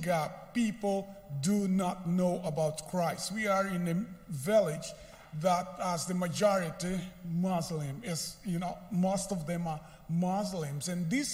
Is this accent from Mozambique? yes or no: yes; Mozambique; English is a second language; moved away as an adult; now in Kenya; I am from Mozambique. I serve in Kenya, but I am from a different country in Africa, speak Portuguese. That's why my English is a little bit complicated or difficult to understand.